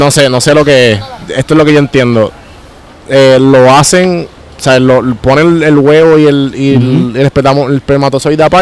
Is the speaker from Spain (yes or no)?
no; Guaynabo, Puerto Rico; yo me crié en Guaynabo, Guaynabo, San Juan, pero mis papás son de, mi papá es de Bayamón y Aguadilla y mi mamá es de Mayagüez.